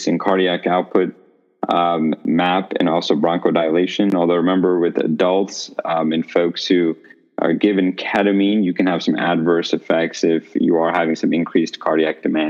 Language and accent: English; India; moved away; I'm from India.